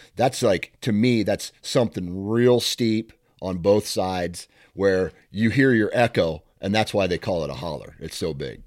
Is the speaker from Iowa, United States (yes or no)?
yes; Iowa, United States; I'm here from Iowa